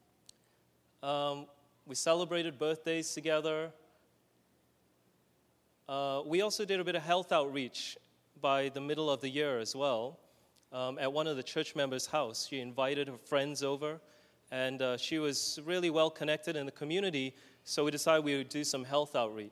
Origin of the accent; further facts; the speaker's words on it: Australia; moved away; My brother and I, we come from Australia